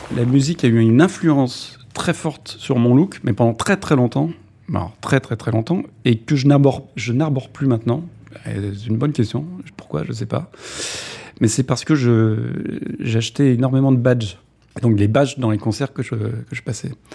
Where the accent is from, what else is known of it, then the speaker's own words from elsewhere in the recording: Tours, Centre-Val de Loire, France; moved away as an adult; Je suis né à Tours, dans un HLM.